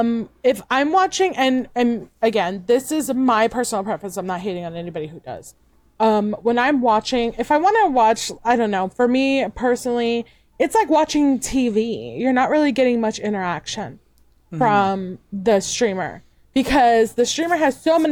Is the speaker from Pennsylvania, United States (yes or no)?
no; New York City, New York, United States; moved away; also born or lived in Puerto Rico; I was originally born and raised in New York City, Brooklyn, New York